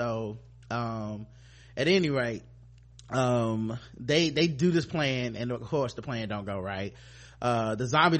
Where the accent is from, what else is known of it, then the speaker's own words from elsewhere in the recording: the South, United States; I'm from the South